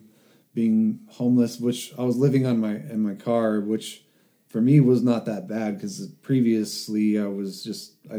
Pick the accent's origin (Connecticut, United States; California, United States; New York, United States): California, United States; Oxnard; born or raised there; moved away as an adult; now in San Luis Obispo, United States